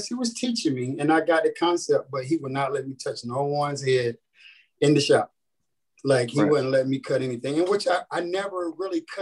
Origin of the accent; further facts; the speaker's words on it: Rocky Mount, North Carolina, United States; moved away as an adult; now in Hampton, United States; I'm from North Carolina, actually, a small town called Rocky Mountain.